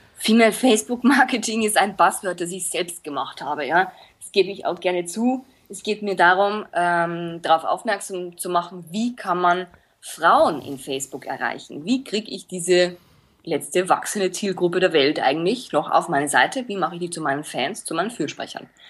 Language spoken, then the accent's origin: German; Linz, Upper Austria, Austria; now in Munich, Germany; ich bin aus Linz gebürtig, bin aber nach München ausgewandert und lebe jetzt hier